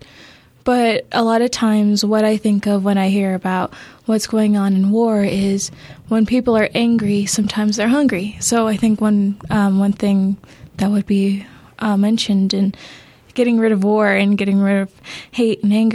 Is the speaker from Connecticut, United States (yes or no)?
no; Albuquerque, New Mexico, United States; I live here in Albuquerque, New Mexico, born and raised